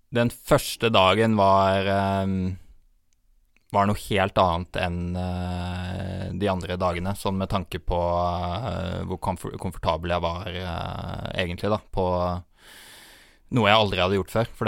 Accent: Norway; vi kommer jo fra Norge

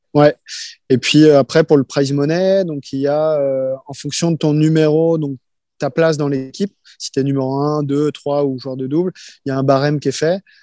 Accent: Rennes, Brittany, France; Je viens de Rennes

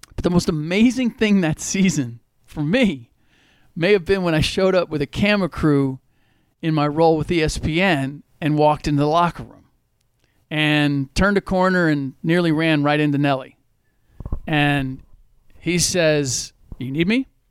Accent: Cincinnati, Ohio, United States; moved away as an adult; also born or lived in New York / San Diego / New Hampshire / Washington, D.C.; now in Bay Area, United States; I was born and raised in Cincinnati

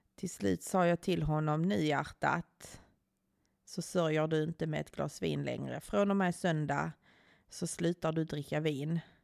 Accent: Skåne, Sweden; jag är från Skåne

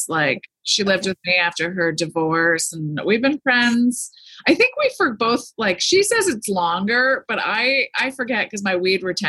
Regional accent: Easton, Pennsylvania, United States; also born or lived in Allentown, Pennsylvania; now in Malibu, United States; I grew up with in Easton, Pennsylvania, Allentown.

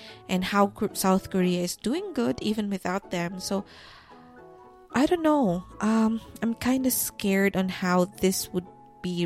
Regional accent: Philippines; that's me being Filipino

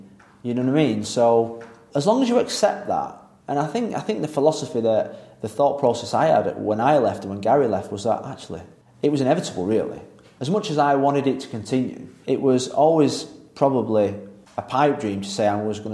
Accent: England, United Kingdom; as English coaches

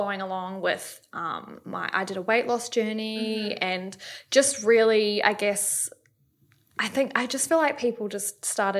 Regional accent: New Zealand; moved away as an adult; also born or lived in Sydney, Australia; now in Gold Coast, Australia; I'm 32. I'm from New Zealand, but I moved over here when I was 18.

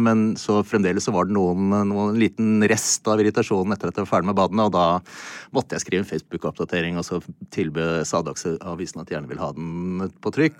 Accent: Norway; som nordmann

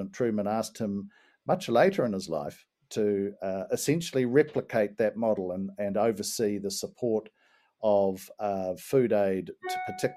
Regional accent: New Zealand; being a New Zealander

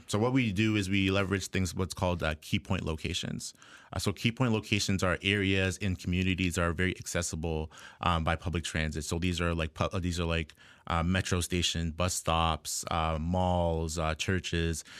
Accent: Ajax, Ontario, Canada; I was born and raised in Ajax, Ontario here, uh, just east of Toronto.

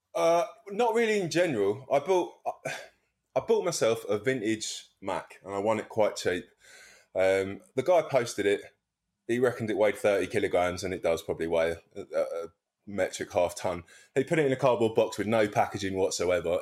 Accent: Wallington, London, United Kingdom; I come from Wellington.

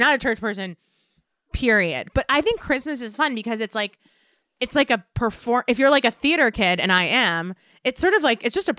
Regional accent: New York suburbs, United States; moved away as an adult; now in Los Angeles, United States; I grew up like in the New York suburbs

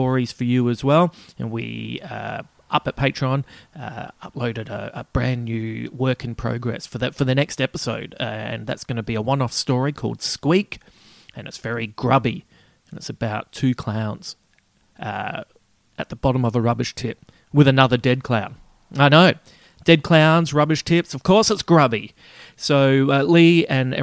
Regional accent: Adelaide, South Australia, Australia; moved away; my hometown. It's the last trip I had back to Adelaide

